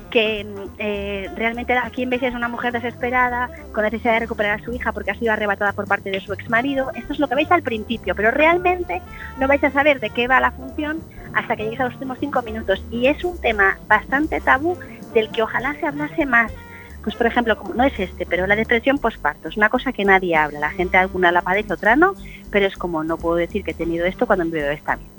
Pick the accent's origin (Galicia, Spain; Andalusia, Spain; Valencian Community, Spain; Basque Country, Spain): Galicia, Spain; moved away